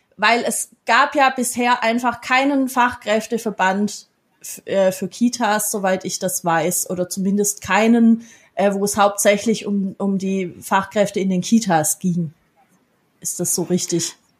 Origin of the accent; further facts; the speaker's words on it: Baden-Württemberg, Germany; ich bin ja aus Baden-Württemberg, die meisten hören